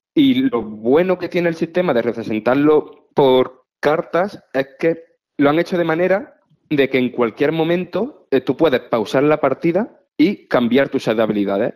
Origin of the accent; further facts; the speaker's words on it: Priego, Spain; moved away; estoy en mi pueblo, en, en Priego